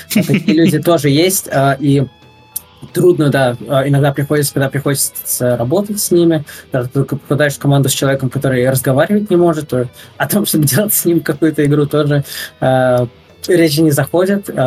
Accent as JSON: {"language": "Russian", "country": "Russia", "moved": "yes", "lives_now": "Netherlands", "said": "я из России"}